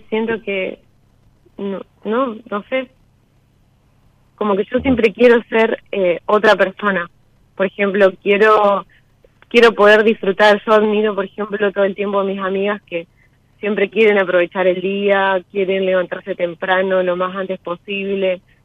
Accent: Entre Ríos, Argentina; now in Rosario, Argentina; Yo soy de Entre Ríos, pero vivo en Rosario hace siete años

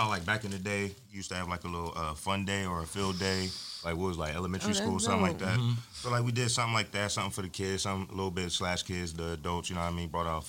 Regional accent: Camden, New Jersey, United States; Camden, New Jersey, stand up one time, you already know.

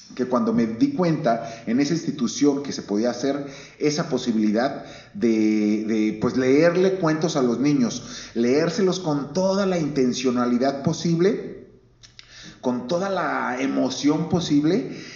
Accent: Guadalajara, Jalisco, Mexico; ahí mero nací y, este, aquí en Guadalajara he vivido la, mayor parte de mi vida

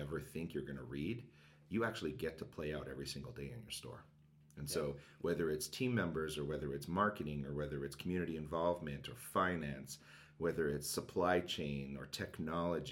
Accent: Canada; also born or lived in Montreal; I'm Canadian

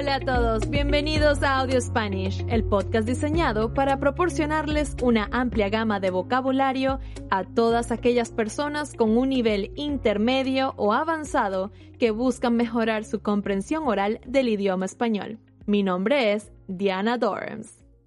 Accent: Venezuela; moved away as an adult; now in Los Angeles, United States; En Venezuela, mi país de origen

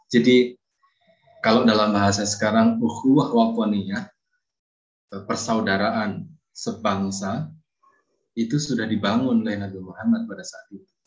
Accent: Boyolali, Central Java, Indonesia; now in Kalasan, Indonesia; Saya asli dari Boyolali. Saat ini saya tinggal di Kalasan, Yogyakarta.

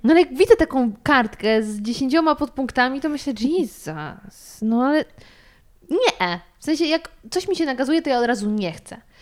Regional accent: Sudetes, Poland; moved away; pochodzę z Sudetów

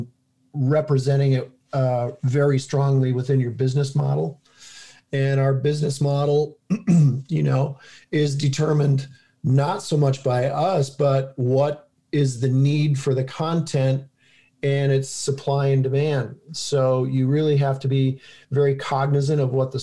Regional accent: St. Clair Shores, Michigan, United States; when I was a poor kid growing up in St. Clair Shores, Michigan

